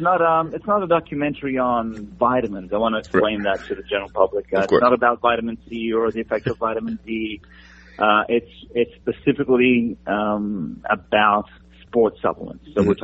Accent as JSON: {"language": "English", "country": "Italy", "moved": "yes", "said": "You know, I came over from Italy, wanting to be Mr. Olympia like every other Italian or European bodybuilder in the 80s."}